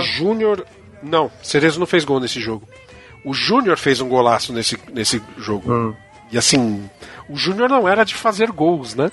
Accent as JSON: {"language": "Portuguese", "country": "Brazil"}